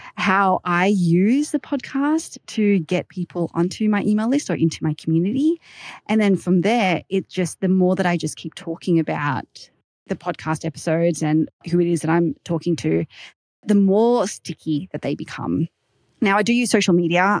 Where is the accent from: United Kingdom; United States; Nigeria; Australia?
Australia; accent: Aussie; my Aussie accent